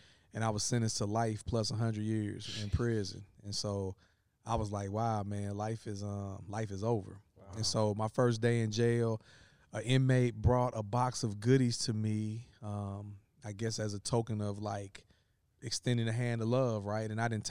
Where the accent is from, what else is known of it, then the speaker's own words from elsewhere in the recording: East St. Louis, Illinois, United States; I'm from the St. Louis area, but it's East St. Louis, which is east of St. Louis, the city. So it's actually Illinois. So I'm from the southern part of Illinois, born and raised there.